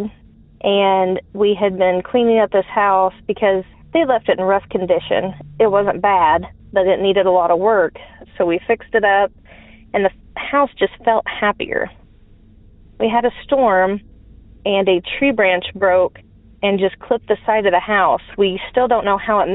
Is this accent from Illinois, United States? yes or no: yes; Southern Illinois, United States; I'm from Southern Illinois.